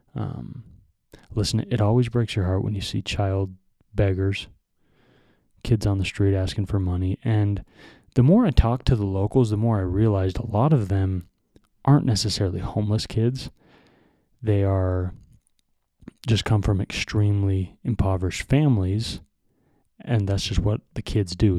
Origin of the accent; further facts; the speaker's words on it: United States; we are white Americans